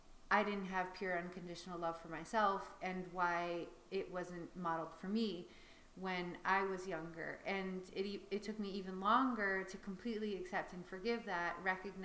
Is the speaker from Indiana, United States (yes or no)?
no; Chicago, Illinois, United States; also born or lived in Paris, France; I was born in Paris to two expats who were just there living and working. So that was already kind of an interesting start to life. I don't have many memories of that, but I have a few. And at five, I moved back to Chicago